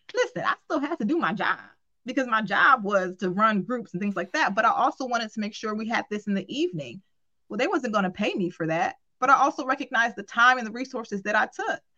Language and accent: English; Cleveland, Ohio, United States; I'm from Cleveland, Ohio